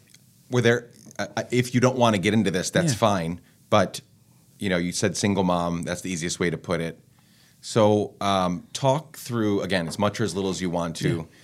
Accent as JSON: {"language": "English", "country": "Guatemala", "tie": "born or raised there", "lives_now": "United States", "said": "I mean, I know why. I grew up in Guatemala, so all the time when I probably would have shopped at an Oak Tree before Structure"}